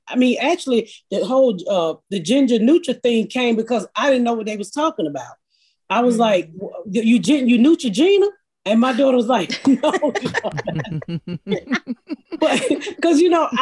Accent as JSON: {"language": "English", "town": "Atlanta", "region": "Georgia", "country": "United States", "tie": "born or raised there", "said": "I grew up in, I'm from Atlanta, so I grew up here in the inner city of Atlanta"}